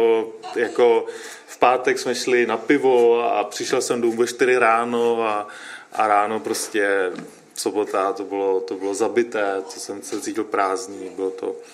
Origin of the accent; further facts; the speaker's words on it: Liberec, Liberec Region, Czechia; no, já jsem, my pocházíme oba z Liberce, a já jsem stará eh, z nevěřícího prostředí